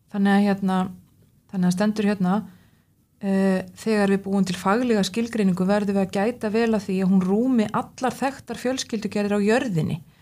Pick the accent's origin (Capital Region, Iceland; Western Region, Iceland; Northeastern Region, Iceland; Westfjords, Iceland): Westfjords, Iceland; Suðureyri; ég er náttúrulega frá Suðuriri sem er lítill bær